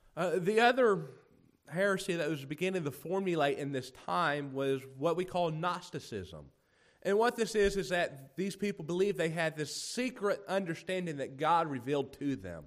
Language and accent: English; United States; growing up in America